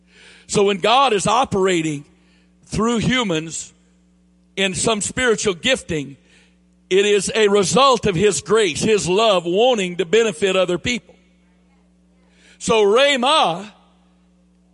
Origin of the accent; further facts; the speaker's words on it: the South, United States; accent: southern drawl; this southern drawl I have